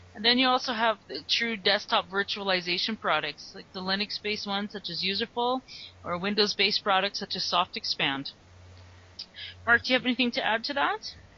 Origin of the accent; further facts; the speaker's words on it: Calgary, Alberta, Canada; I'm from Calgary, Alberta